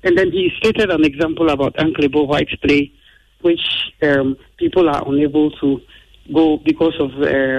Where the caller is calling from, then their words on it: Medina, Greater Accra, Ghana; calling from Medina.